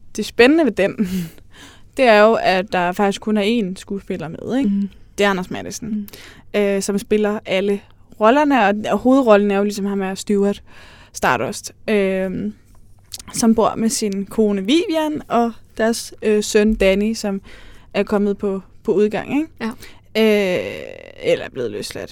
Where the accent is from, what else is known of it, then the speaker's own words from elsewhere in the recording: Aarhus, Central Denmark Region, Denmark; jeg er fra Aarhus